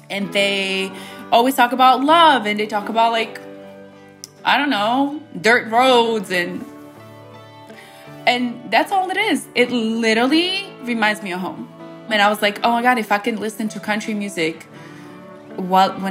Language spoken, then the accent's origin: English; United States; growing up in America you would never hear me listen to country music.